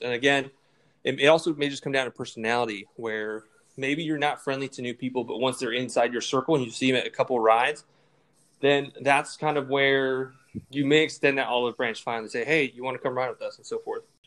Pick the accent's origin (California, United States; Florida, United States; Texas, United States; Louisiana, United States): Texas, United States; San Antonio; I came from West Antonio, and we had what's called Loop 1604